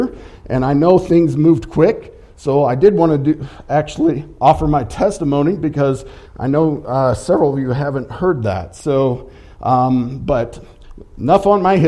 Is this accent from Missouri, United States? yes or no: yes; St. Louis, Missouri, United States; also born or lived in Cape Girardeau, Missouri; I grew up in the Midwest, it was around the St. Louis area